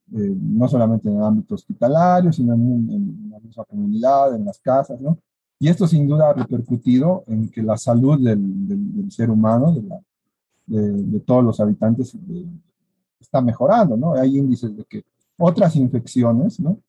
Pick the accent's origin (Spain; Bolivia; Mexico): Bolivia; Como bolivianos y como egresados de nuestra Universidad Mayor de San Andrés